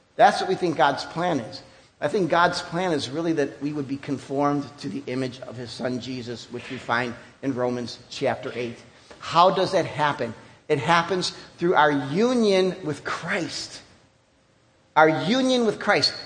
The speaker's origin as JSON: {"language": "English", "country": "United States", "said": "even as an American"}